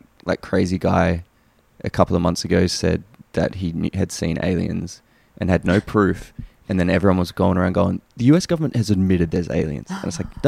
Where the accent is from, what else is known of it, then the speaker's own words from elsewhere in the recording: Queanbeyan, New South Wales, Australia; my hometown, Queanbeyan